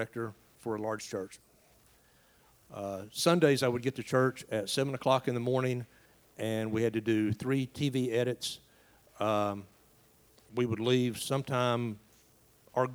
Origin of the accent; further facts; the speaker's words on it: East Tennessee, United States; moved away as an adult; now in Asheville, United States; Raised in a small town in East Tennessee. Grew up there, then went on to teach about 20 miles away from my hometown